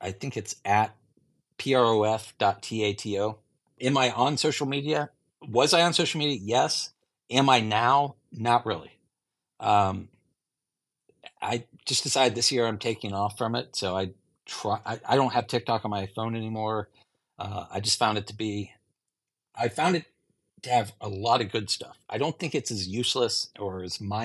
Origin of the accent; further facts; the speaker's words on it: Ohio, United States; moved away as an adult; now in Michigan, United States; I'm from Ohio and grew up a Buckeye fan